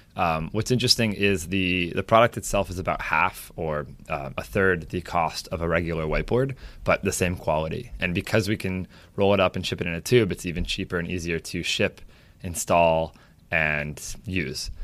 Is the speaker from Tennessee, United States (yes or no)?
no; Saratoga Springs, New York, United States; also born or lived in Boston; I grew up in Saratoga. I've lived here most of my entire life, other than California for a few months and uh, Boston for college